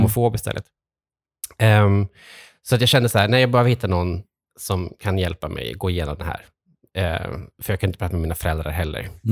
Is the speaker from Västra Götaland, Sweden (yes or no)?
yes; Trollhättan, Västra Götaland, Sweden; now in Stockholm, Sweden; sen har jag vuxit upp i Trollhättan, ganska nära här